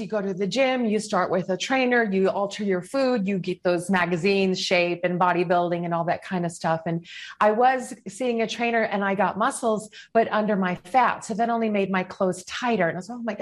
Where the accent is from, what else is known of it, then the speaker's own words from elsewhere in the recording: Chicago, Illinois, United States; moved away as an adult; also born or lived in New York City / Westchester; I'm from Chicago